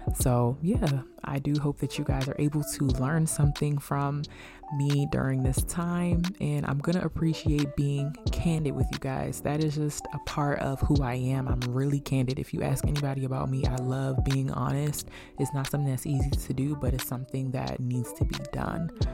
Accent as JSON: {"language": "English", "town": "Beltsville", "region": "Maryland", "country": "United States", "said": "I'm from Bellsville, Maryland"}